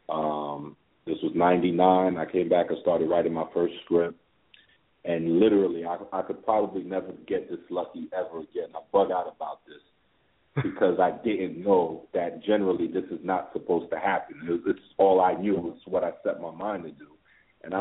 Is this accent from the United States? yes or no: yes; New York City, New York, United States; I'm from Flatbush, Brooklyn, and at the time Flatbush was just filled with a plethora of movie theaters on the strip